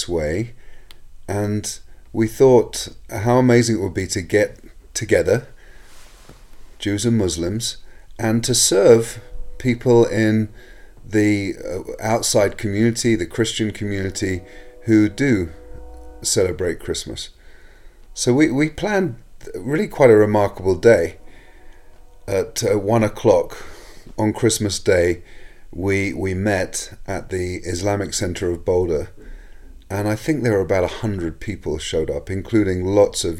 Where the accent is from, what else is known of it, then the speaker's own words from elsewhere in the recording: England, United Kingdom; now in United States; Growing up in England